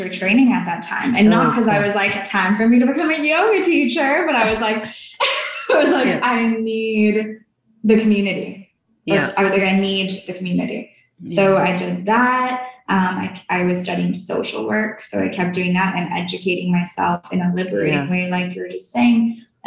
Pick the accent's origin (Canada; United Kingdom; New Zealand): Canada; I'm from Canada